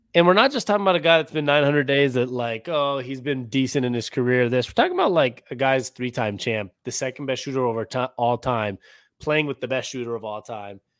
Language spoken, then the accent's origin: English; Seattle, Washington, United States; now in Phoenix, United States; I'm from Seattle, born and raised.